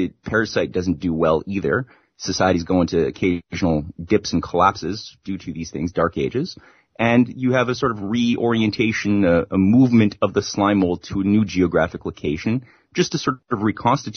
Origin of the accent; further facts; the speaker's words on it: Canada; I'm Canadian.